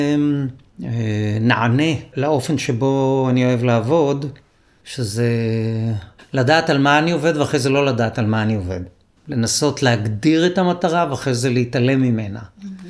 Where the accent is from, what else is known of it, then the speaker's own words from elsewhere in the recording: Israel; גדלתי בקיבוץ, ארבעה ילדים בחדר